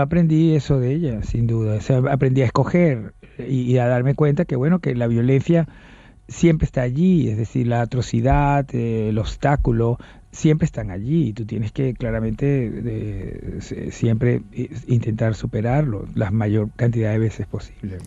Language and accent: Spanish; Venezuela